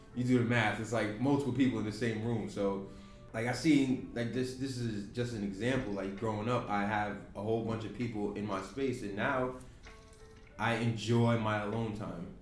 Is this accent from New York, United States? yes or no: yes; Yonkers, New York, United States; growing up in New York, we we become desensitized to a lot